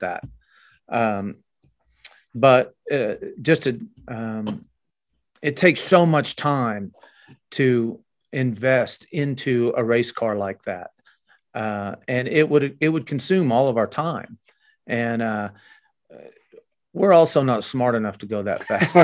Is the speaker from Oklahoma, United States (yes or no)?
yes; Oklahoma, United States; we're from Oklahoma